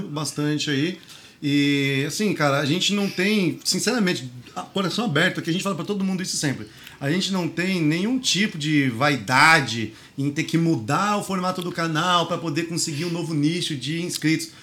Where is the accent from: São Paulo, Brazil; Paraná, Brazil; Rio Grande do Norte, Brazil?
São Paulo, Brazil; o Grajaú foi onde eu nasci, foi onde eu cresci